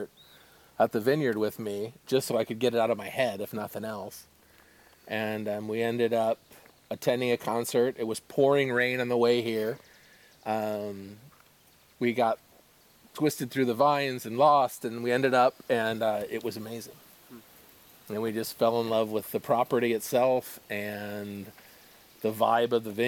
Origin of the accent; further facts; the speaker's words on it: Michigan, United States; also born or lived in California; now in Oregon, United States; I was born in Michigan